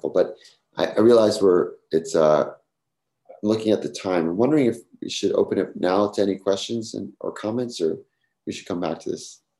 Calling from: New York City, New York, United States; I'm speaking here from New York City. Maybe it's particularly a New York thing

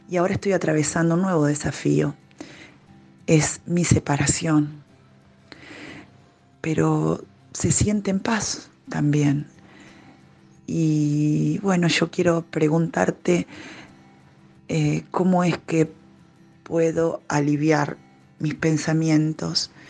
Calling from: Argentina; desde Argentina. Hemos compartido los retiros maravillosos en Córdoba.

